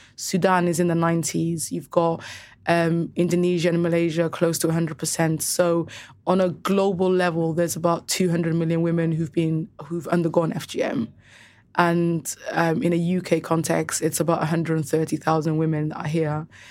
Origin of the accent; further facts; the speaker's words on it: Cardiff, Wales, United Kingdom; also born or lived in Somaliland; growing up in Cardiff specifically, every single girl that I knew had F G M.